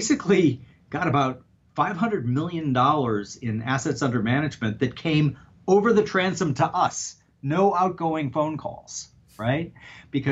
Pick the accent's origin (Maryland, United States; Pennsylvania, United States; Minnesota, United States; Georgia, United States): Minnesota, United States; Saint Paul; I grew up in St. Paul, Minnesota.